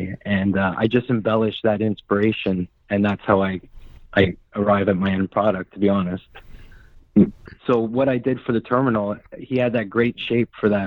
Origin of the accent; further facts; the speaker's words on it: Canada; I was born in Canada, but my father is Hungarian, so European